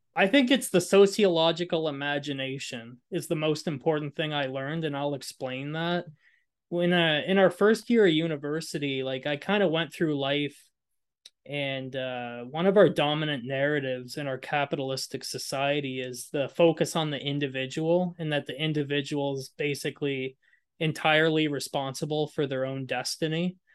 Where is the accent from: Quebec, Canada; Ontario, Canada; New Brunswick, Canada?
New Brunswick, Canada; Moncton; I grew up in Moncton, grew up in a lower socioeconomic neighborhood